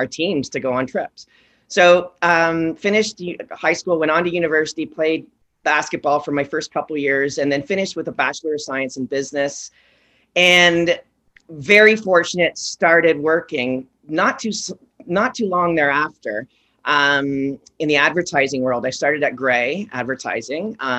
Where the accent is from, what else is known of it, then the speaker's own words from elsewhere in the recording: Oshawa, Ontario, Canada; I come from Oshawa, and I've got two parents that have been in the quasi play space.